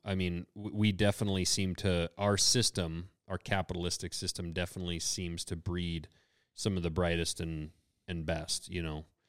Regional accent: United States; we're from America

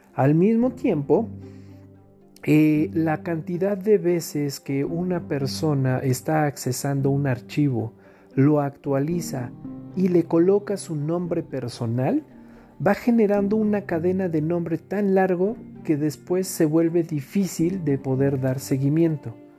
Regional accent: Mexico; entre todos los mexicanos

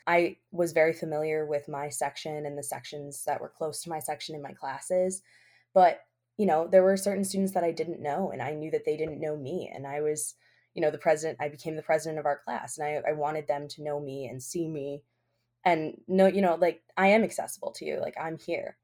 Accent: Albany, New York, United States; I grew up here in Albany. I was born in Albany

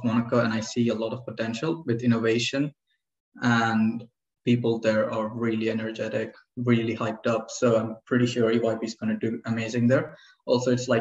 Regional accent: Cyprus; I'm from Cyprus.

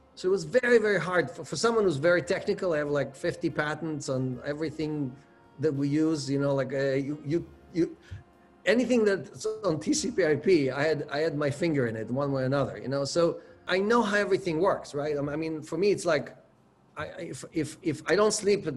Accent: Israel; moved away as an adult; also born or lived in Ukraine / United States; I was born in the Ukraine. My parents immigrated to Israel right before the 1972 war. I grew up in Israel, went to the military there

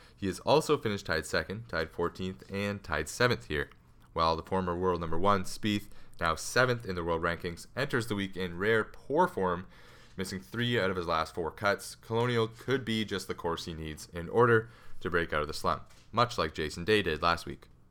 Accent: Canada; I'm Canadian

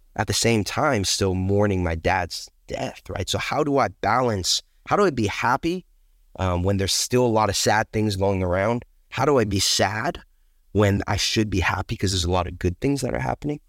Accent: Pleasanton, California, United States; I grew up in Pleasance in California.

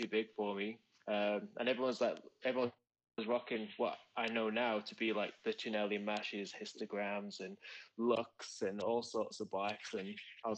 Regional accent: Manchester, North West England, United Kingdom; also born or lived in Australia / Berlin; now in London, United Kingdom; originally from Manchester in the UK

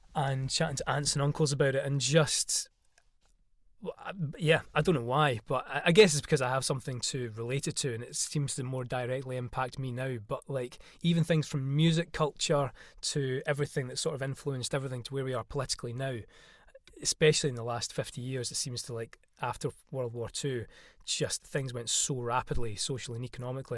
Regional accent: Isle of Arran, Scotland, United Kingdom; now in London, United Kingdom; I am from the Isle of Arran off Scotland's west coast

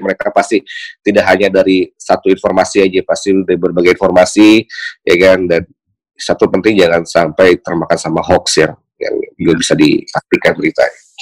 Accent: Tangerang, Banten, Indonesia; saya lahir besar di Tangerang

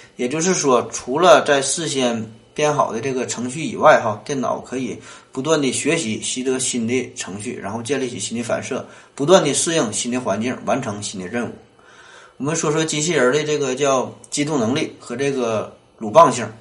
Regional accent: Northeast China, China; 咱们东北人呐

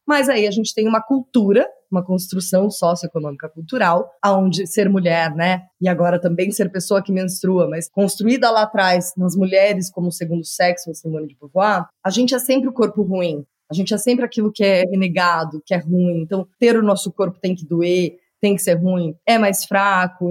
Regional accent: Curitiba, Paraná, Brazil; moved away as an adult; also born or lived in São Paulo; eu sou curitibana, filha única, de uma criação bastante é, convencional, né? E quando eu me mudei para São Paulo, em, com 23 anos

